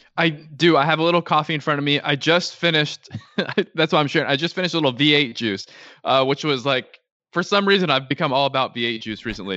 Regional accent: Orange County, Southern California, United States; I grew up in Southern California, so an Orange County kid

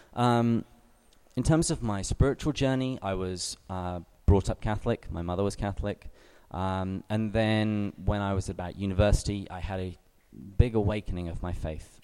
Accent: England, United Kingdom; moved away as an adult; now in San Diego, United States; I am English

